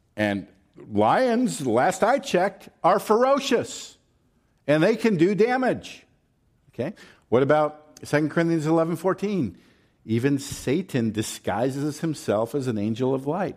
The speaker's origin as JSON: {"language": "English", "area": "the South", "region": "Southern United States", "country": "United States", "accent": "Southern", "said": "I'm gonna fall into my Southern accent at some point"}